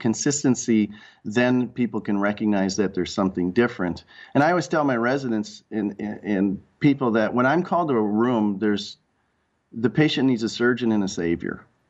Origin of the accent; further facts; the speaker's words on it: Rochester, Minnesota, United States; also born or lived in Red Wing, Minnesota; I grew up in Rochester, Minnesota, under the under the shadow of the Mayo Clinic